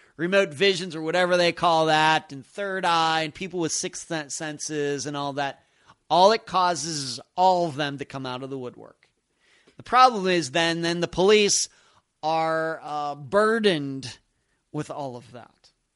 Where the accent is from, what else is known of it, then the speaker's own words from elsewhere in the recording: United States; here in the United States, we Americans